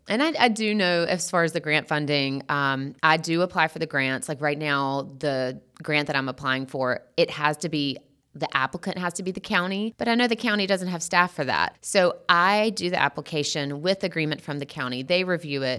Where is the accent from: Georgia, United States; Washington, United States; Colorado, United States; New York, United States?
Georgia, United States; Sandersville; moved away as an adult; also born or lived in Athens, Georgia; when I moved from Athens back home to Sandersville